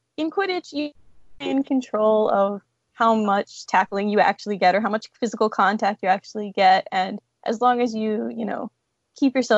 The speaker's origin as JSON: {"language": "English", "town": "Houston", "region": "Texas", "country": "United States", "tie": "born or raised there", "also_born_or_lived": "New York", "said": "I grew up in Houston"}